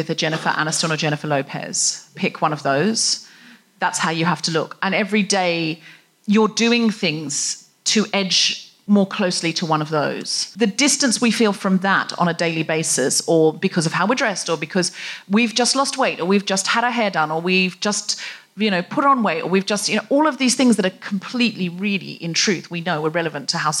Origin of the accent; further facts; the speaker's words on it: Gold Coast, Queensland, Australia; I was raised on the Gold Coast